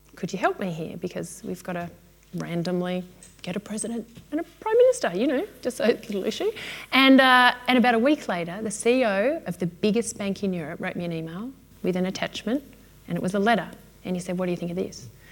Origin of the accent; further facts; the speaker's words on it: Melbourne, Victoria, Australia; I'm from Melbourne